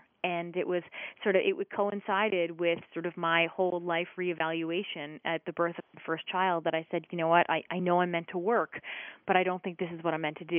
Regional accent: Short Hills, New Jersey, United States; It was a regular, a wonderful suburban town. My dad worked in the city, and my mom stayed at home and raised us.

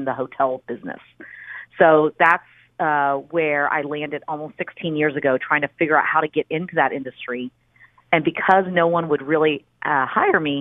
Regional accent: Houston, Texas, United States; also born or lived in College Station, Texas; now in Austin, United States; I actually grew up in Houston. So I was born outside of Houston in a small town called College Station, because that's where my dad went to the university.

